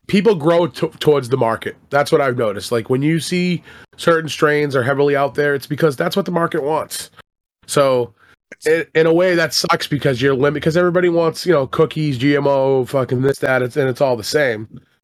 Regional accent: Boston, Massachusetts, United States; I'm from Boston

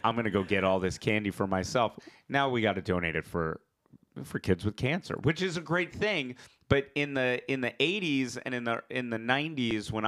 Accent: New York City, New York, United States; growing up, we grew up in Queens

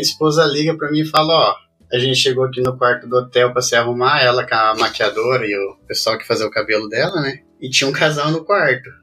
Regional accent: Curitiba, Paraná, Brazil; moved away as an adult; now in England; Sou natural de Curitiba.

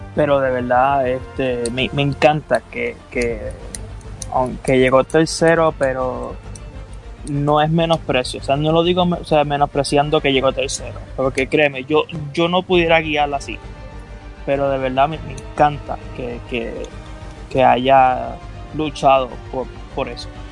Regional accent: Puerto Rico; yo siempre tengo el Puerto Rico en el, en el corazón

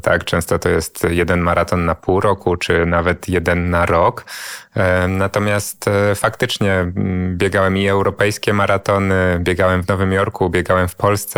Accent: Warsaw, Masovian Voivodeship, Poland; urodziłem się i wychowałem na Żoliborzu

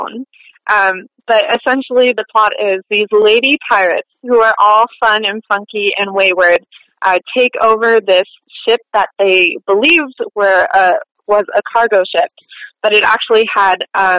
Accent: Brooktondale, New York, United States; I was born and raised just outside of Ithaca, New York, in a small little village called Brooktondale

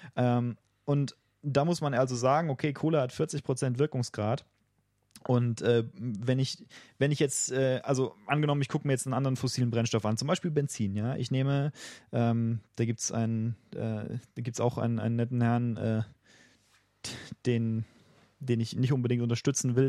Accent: Germany; als Deutscher und auch als jemand, der vorhat, in äh, mittelfristiger Zukunft noch in Deutschland zu leben

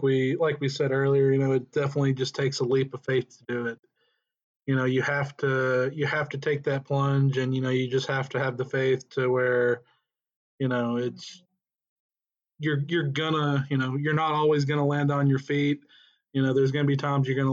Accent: Tennessee, United States; moved away as an adult; both of us were born and raised in Tennessee. We've lived there our entire lives

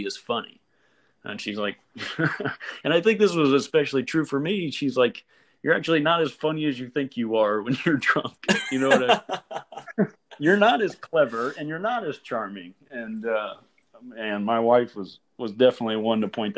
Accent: Louisville, Kentucky, United States; I grew up in a suburb of Louisville, Kentucky

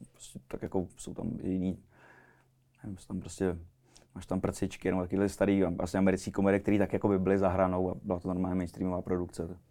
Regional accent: Czechia; u nás v Čechách

